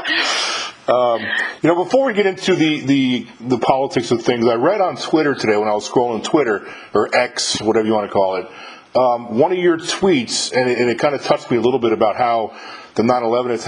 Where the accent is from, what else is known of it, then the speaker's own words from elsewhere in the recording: New York, United States; moved away; I'm from New York too.